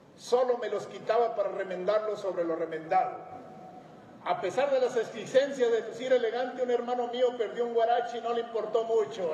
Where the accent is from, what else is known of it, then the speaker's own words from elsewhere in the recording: Sierra de Chihuahua, Mexico; El machismo, el pistolerismo, la desnutrición, el abandono estaban presentes en la sociedad donde nací y crecí